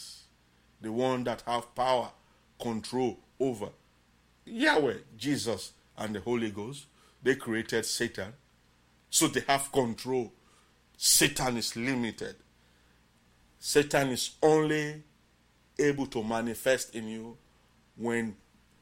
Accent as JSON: {"language": "English", "area": "Bonthe District", "region": "Southern Province", "country": "Sierra Leone", "said": "I came from Bont District and Island."}